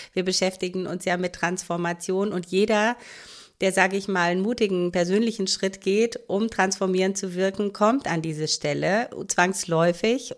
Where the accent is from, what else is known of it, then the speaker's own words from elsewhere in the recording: Romania; now in Germany; Ich komme nur aus Rumänien.